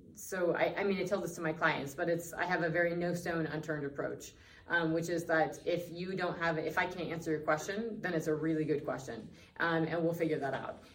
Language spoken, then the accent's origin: English; Northwest Colorado, United States; being born and raised in Northwest Colorado